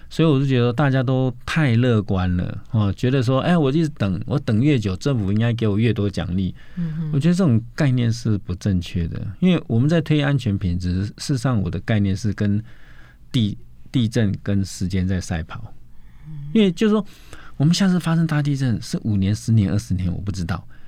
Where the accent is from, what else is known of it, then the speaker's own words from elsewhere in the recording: Taiwan; 我们台湾人